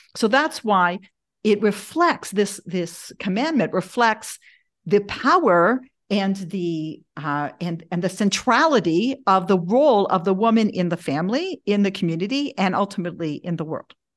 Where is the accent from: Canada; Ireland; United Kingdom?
Canada; Toronto, Ontario; moved away; also born or lived in Denver, Colorado; I grew up in Toronto, uh, I went to public school